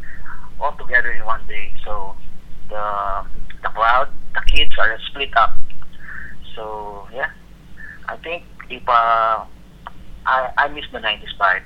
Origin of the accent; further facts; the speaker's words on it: Santa Rosa, Calabarzon, Philippines; It's a good place to grow up.